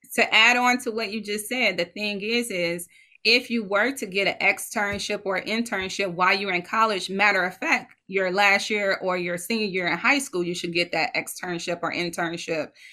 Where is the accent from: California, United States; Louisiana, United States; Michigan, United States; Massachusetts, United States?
Michigan, United States; Detroit; my hometown detroit michigan